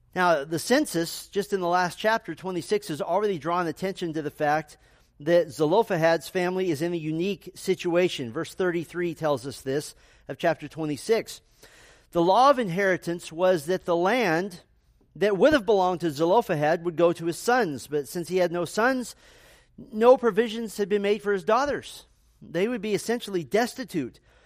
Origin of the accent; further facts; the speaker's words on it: United States; being American Christians